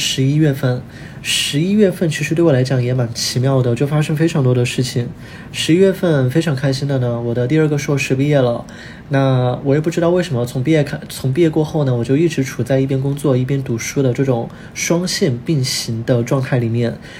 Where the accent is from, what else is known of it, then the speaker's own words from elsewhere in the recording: Chongqing, China; moved away; 我是重庆人